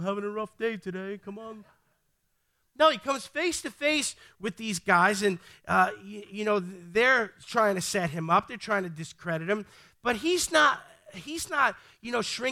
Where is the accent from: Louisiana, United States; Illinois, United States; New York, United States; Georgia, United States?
New York, United States; New York City; I'm from the Bronx